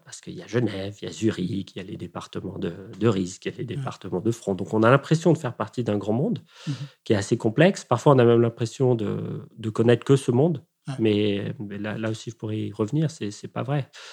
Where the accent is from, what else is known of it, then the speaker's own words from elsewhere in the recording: Rome, Lazio, Italy; moved away; où, habitent mes parents et où j'ai grandi euh, en Italie